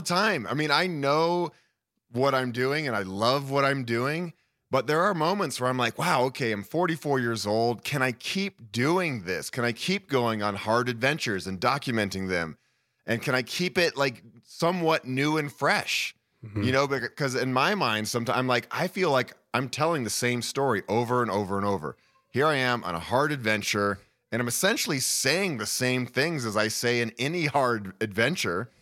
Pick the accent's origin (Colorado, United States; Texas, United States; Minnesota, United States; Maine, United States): Colorado, United States; Boulder; also born or lived in Honduras; I'm born and raised in Boulder, Colorado. I've lived here most of my life.